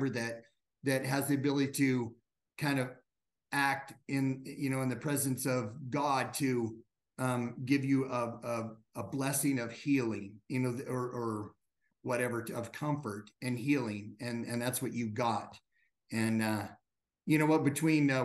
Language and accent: English; Wyoming, United States; I grew up in Wyoming